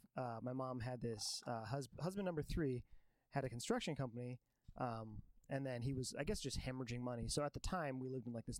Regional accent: Vancouver, Washington, United States; also born or lived in Tacoma; From is a tricky thing because I moved around a lot growing up, like super white trash, mm-hmm. where I was getting evicted and stuff. But I was born in Tacoma, and then I lived mostly in like the Vancouver, Washington area

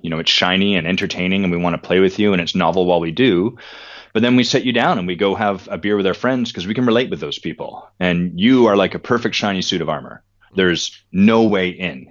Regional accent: Victoria, British Columbia, Canada; I grew up in Victoria, British Columbia

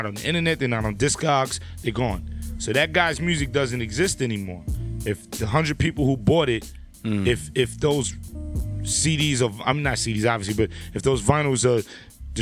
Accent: New York City, New York, United States; I'm from Brooklyn

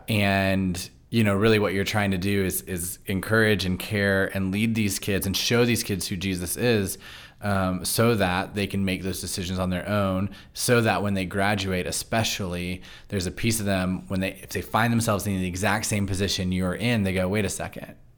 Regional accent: Loudoun County, Virginia, United States; moved away; I grew up in Loudoun County, but I went to church in Fairfax County.

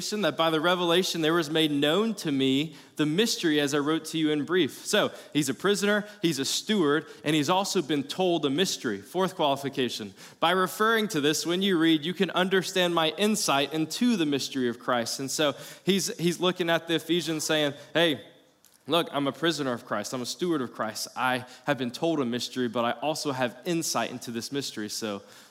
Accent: South Carolina, United States; now in Florida, United States; I'm from South Carolina, so not native Floridian, so I backpacked growing up

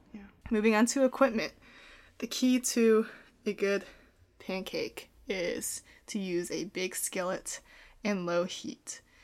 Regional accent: Portland, United States; he moved her up to Portland, where I was born

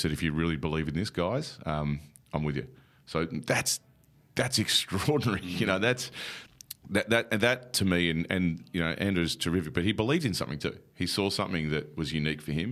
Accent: Australia

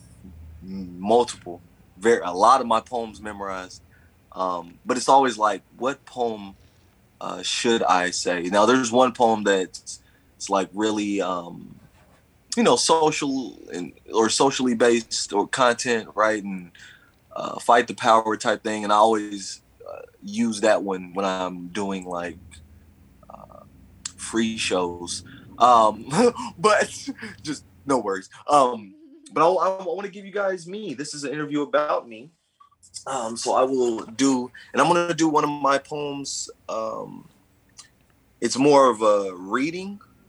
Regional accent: Louisville, Kentucky, United States; I'm from Louisville. I have lived all around Louisville

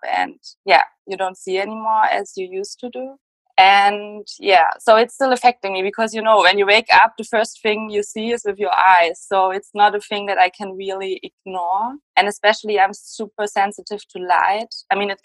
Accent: Germany; English is a second language; Germany. I hope that's not a problem with the accent.

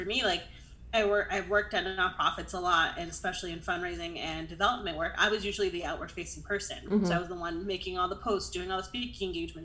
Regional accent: Connecticut, United States; moved away as an adult; now in Austin, United States; I'm originally from Connecticut, born and raised, went to college there

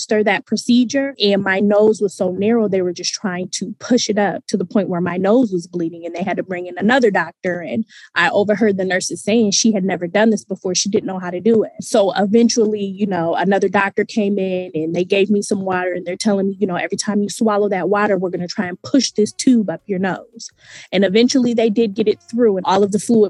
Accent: Michigan, United States; also born or lived in Virginia; we're from Michigan

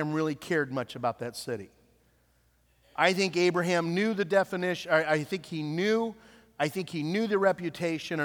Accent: Nappanee, Indiana, United States; moved away; also born or lived in Iowa; my hometown in Appanee, Indiana

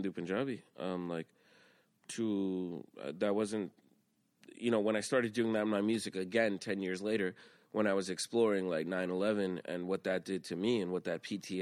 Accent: New York City, New York, United States; I grew up in Queens

